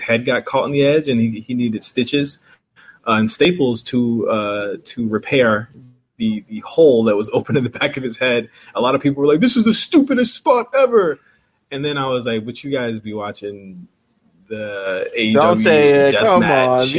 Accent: Virginia, United States; I'm from Virginia

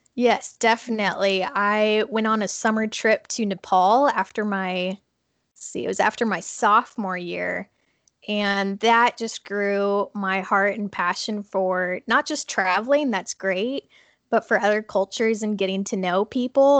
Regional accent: Minnesota, United States; moved away; I actually grew up in Minnesota and am living here again right now

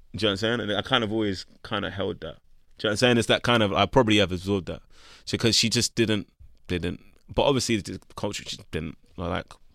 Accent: London, United Kingdom; But growing up in Camden Town is where I come from

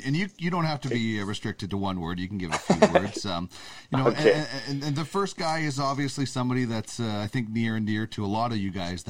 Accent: Brandon, Manitoba, Canada; born or raised there

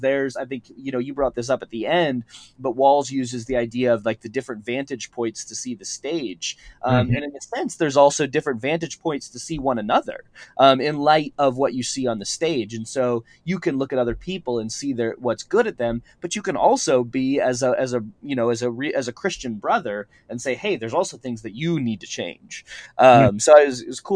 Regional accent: St. Louis, Missouri, United States; I grew up in St. Louis too

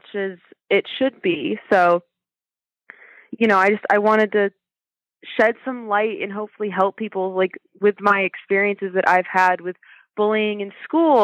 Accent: Oregon, United States; I'm born and raised in Oregon

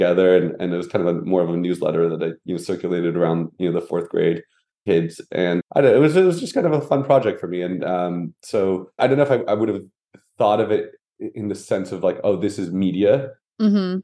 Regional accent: Los Angeles, California, United States; I did grow up in LA, born and raised here

